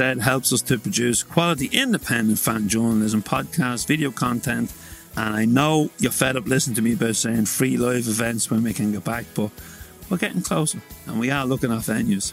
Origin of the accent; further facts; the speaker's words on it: Drogheda, Leinster, Ireland; in Drogheda, my hometown